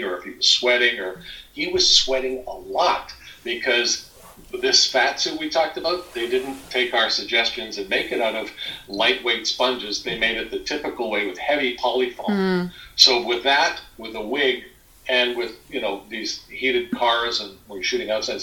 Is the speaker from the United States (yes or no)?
no; Alberta, Canada; I'm from Alberta.